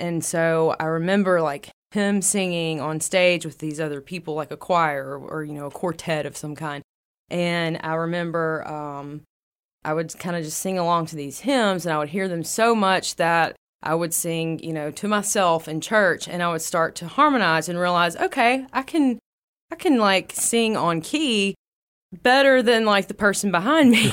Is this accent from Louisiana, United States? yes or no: yes; West Monroe, Louisiana, United States; I was born in West Monroe, Louisiana, uh, close to about the Calhoun area between Calhoun and Balkinville.